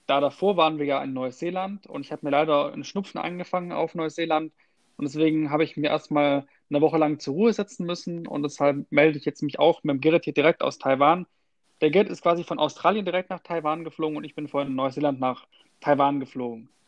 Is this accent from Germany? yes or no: yes; Germany; bei uns in Deutschland